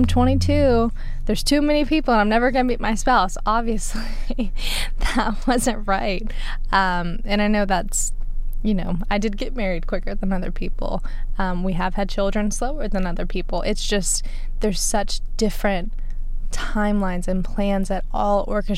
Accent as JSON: {"language": "English", "region": "Alabama", "country": "United States", "tie": "born or raised there", "said": "we're from Alabama"}